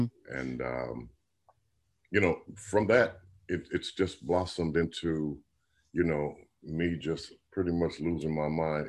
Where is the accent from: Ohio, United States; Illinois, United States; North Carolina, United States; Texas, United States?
Ohio, United States; Akron; we hail from Akron, Ohio.